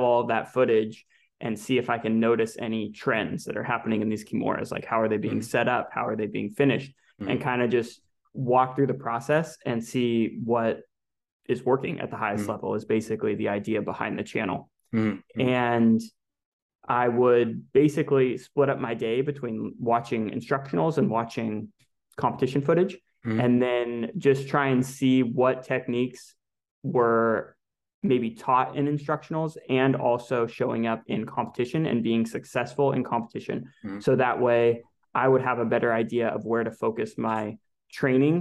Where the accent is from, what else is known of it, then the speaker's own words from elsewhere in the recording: California, United States; I'm from California originally